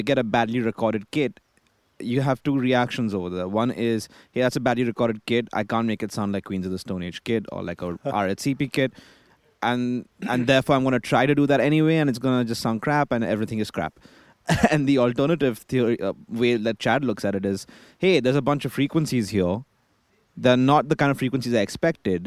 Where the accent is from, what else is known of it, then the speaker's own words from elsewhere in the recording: Mumbai, Maharashtra, India; I'm from India, Bombay